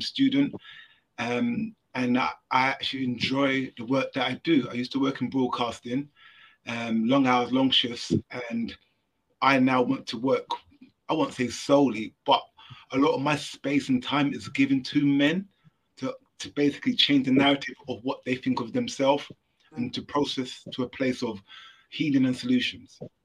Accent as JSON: {"language": "English", "region": "London", "country": "United Kingdom", "said": "I'm again also from London, England"}